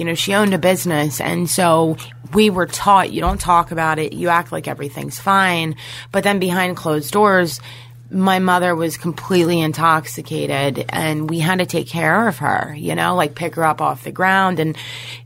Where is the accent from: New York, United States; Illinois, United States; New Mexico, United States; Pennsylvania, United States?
Pennsylvania, United States; Hershey; I'm from Hershey, Pennsylvania, and I grew up really privileged